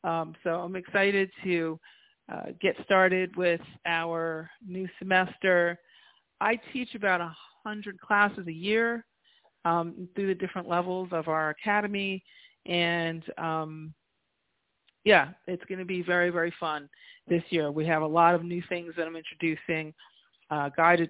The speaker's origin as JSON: {"language": "English", "region": "New York", "country": "United States", "tie": "born or raised there", "also_born_or_lived": "New Jersey", "moved": "as an adult", "lives_now": "La Jolla, United States", "said": "I'm a New Yorker by trade, right? I was born in New York. I was born and raised, and then spent 22 years in Jersey before I came to La Jolla, to California"}